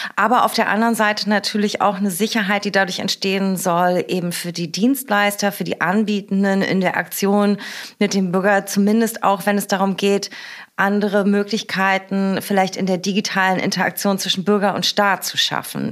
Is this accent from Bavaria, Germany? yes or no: no; Berlin, Germany; born or raised there